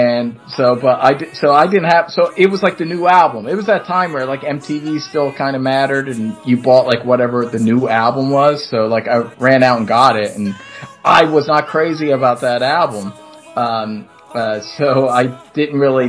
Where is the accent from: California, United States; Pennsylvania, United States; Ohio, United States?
Pennsylvania, United States; Philadelphia; I'm from Philly, so I mispronounce shit all the time.